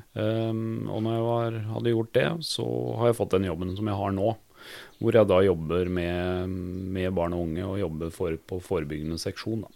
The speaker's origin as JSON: {"language": "Norwegian", "country": "Norway", "tie": "born or raised there", "said": "for oss som er født og oppvokst i Norge"}